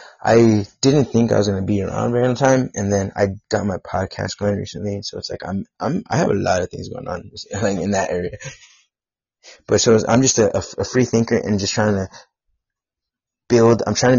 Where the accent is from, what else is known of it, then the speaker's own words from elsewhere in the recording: Bullard, Texas, United States; I lived in Bullard, Texas, near Tyler. Yeah, I'm from North. Oh, that's where I live, Northeast Texas.